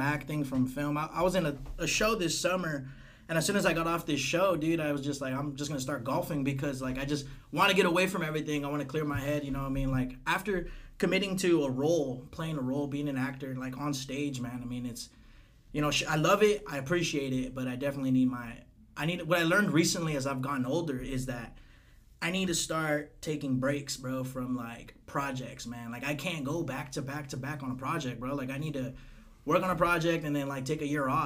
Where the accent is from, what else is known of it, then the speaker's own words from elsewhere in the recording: Parlier, California, United States; at the Corral in Parlier, man. That's my hometown.